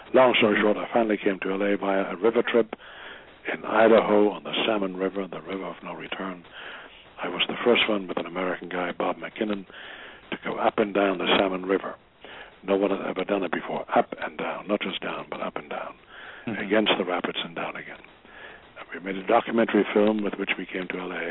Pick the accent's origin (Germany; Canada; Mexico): Germany; now in United States; I was from Germany.